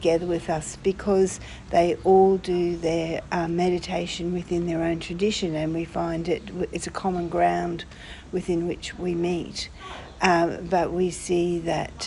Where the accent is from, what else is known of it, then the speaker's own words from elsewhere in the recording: Australia; I'm from Australia